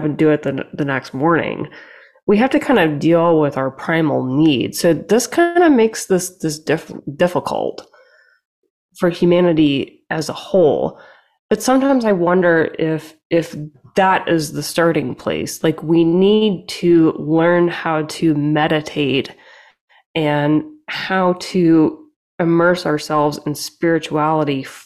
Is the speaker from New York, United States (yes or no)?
no; Louisiana, United States; moved away; I'm from the South